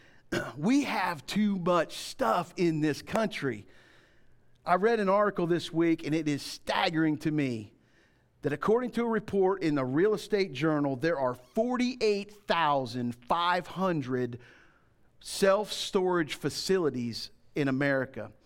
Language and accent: English; Florida, United States; When I grew up in Florida, this is way back in the day, um, we didn't lock the doors